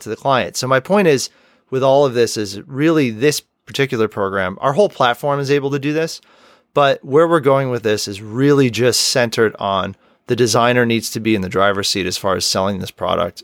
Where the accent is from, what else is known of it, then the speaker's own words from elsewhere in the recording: Rochester, New York, United States; my hometown of Rochester, New York